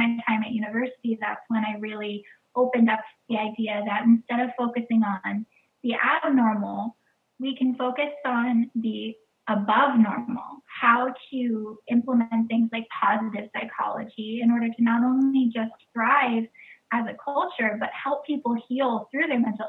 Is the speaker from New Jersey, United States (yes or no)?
no; Flint, Michigan, United States; born there; now in New York City, United States; I am from all over the United States. I moved every couple of years throughout growing up, but I was born in Flint, Michigan.